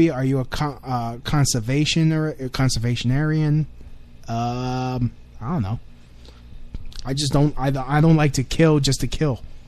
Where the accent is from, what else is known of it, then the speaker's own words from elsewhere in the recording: New York City, New York, United States; also born or lived in Lower East Side, New York; born and raised Williamsburg boy